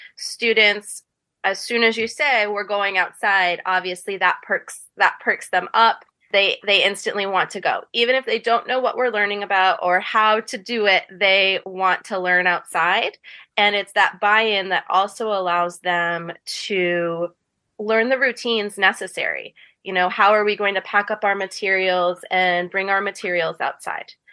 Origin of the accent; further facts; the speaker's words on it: Ellsworth, Maine, United States; I grew up in Ellsworth, and I went through the Ellsworth public school system